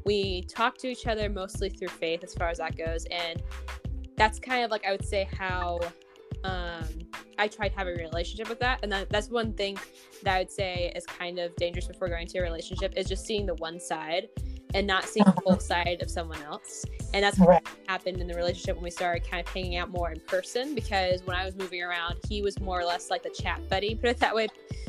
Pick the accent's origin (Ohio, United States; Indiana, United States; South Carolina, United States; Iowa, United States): South Carolina, United States; now in Minnesota, United States; I'm currently living in Minnesota, and I'm originally from South Carolina, so if my voice and accent sound weird, that's why. I'm a little bit from everywhere.